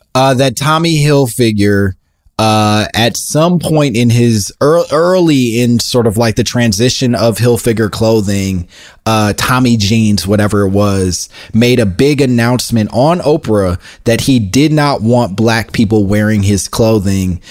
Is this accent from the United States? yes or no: yes; Oak Park, Illinois, United States; I grew up in in Oak Park, in, eh, outside of Chicago